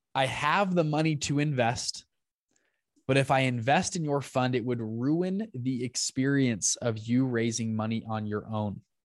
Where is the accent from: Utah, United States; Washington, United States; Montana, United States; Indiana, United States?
Utah, United States; Salt Lake City; also born or lived in Taiwan; I'm from Salt Lake City, Utah